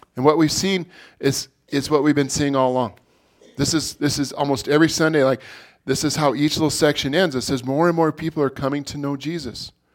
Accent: Montana, United States; us native people in Montana

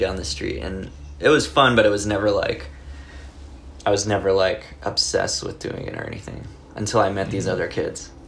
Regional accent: Los Angeles, California, United States; I grew up in LA. Like, my room that I'm sitting in right now is pretty much the area that I grew up. Like, I just grew up around Echo Park and Silver Lake.

